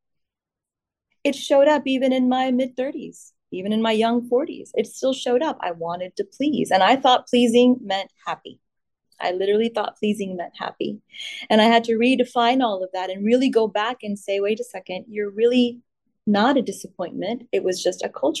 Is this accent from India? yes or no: yes; India; Me being born in India gave me an Indian passport, Indian citizenship